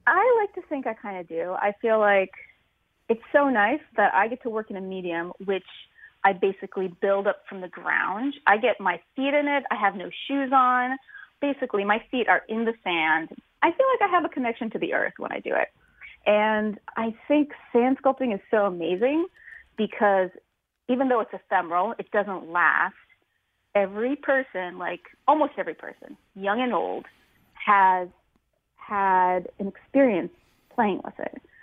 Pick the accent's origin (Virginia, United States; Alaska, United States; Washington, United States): Washington, United States; Tacoma; I'm from the from Tacoma, mm-hmm. Washington, and we don't have sandy beaches